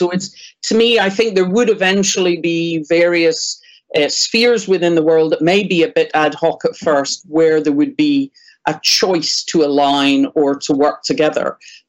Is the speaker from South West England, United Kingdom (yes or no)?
no; Northern Ireland, United Kingdom; moved away; I'm from Northern Ireland originally